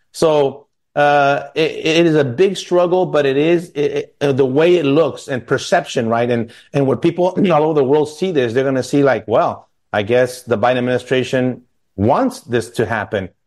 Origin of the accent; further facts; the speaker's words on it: El Paso, Texas, United States; my family growing up in El Paso